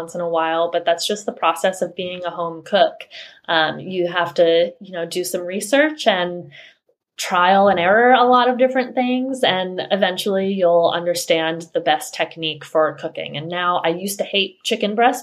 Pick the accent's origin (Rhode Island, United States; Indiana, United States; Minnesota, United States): Rhode Island, United States; moved away as an adult; I grew up in Rhode Island, and it's not a very diverse place